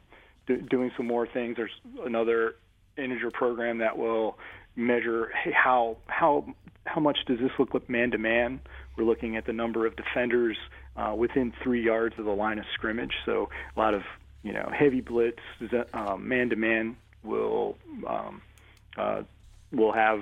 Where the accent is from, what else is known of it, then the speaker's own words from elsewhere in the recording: Baltimore, Maryland, United States; I grew up in Baltimore